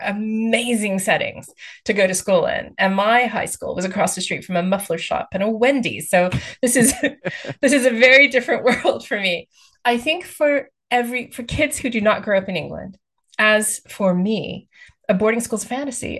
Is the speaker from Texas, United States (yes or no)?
yes; Texas, United States; moved away as an adult; now in United Kingdom; I grew up in the states. I grew up actually in Texas